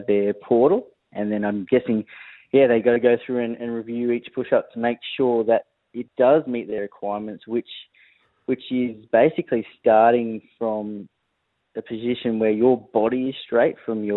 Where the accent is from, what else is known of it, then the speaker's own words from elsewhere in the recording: Victoria, Australia; I grew up in Victoria